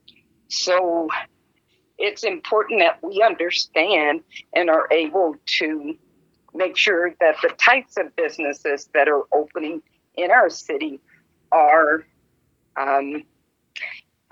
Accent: Las Vegas, Nevada, United States; I was born and raised here in Las Vegas

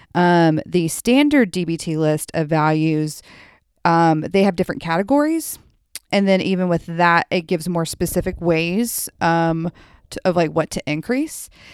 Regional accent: Memphis, Tennessee, United States; I grew up in Memphis

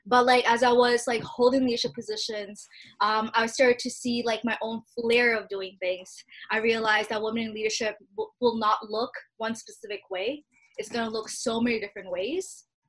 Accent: Bangladesh; now in Canada; Like, I'm Bangladeshi Canadian immigrant

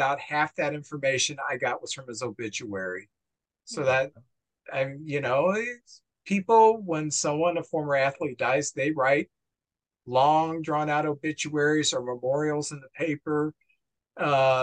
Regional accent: St. Louis, Missouri, United States; I grew up in St. Louis

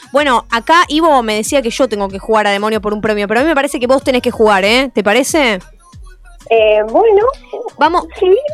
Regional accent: Buenos Aires, Argentina; Yo soy de Caballito, estoy cerca del barrio.

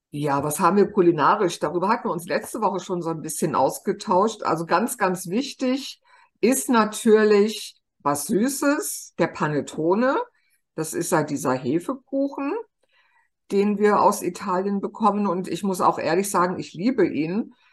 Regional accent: Germany; now in Naples, Italy; bei uns in Deutschland

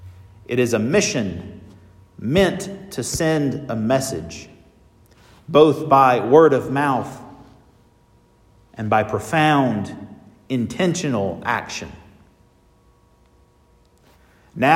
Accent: North Carolina, United States; The congregation where I was raised in North Carolina is called Bethpage.

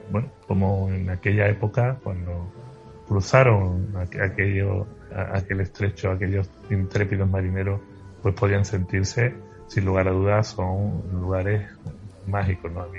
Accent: Andalusia, Spain; Me gusta mucho mi tierra y me conformo con, con dar un paseíto y tomarme una copita de manzanilla o una cerveza en cualquier lugar de aquí porque Andalucía es para comérsela y, y queda mucho por

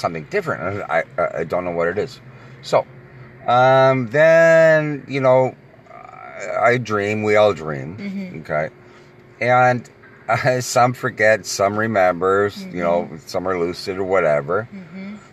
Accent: Toronto, Ontario, Canada; also born or lived in Oakville, Ontario; I'm from Toronto, Ontario, Canada

